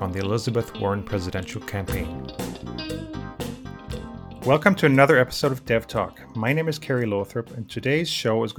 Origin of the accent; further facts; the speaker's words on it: Germany; I'm from Germany